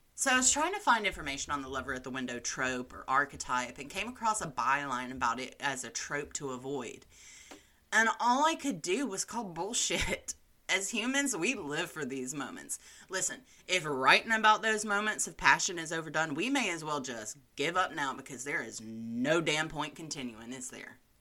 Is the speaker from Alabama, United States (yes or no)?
yes; Alabama, United States; my home state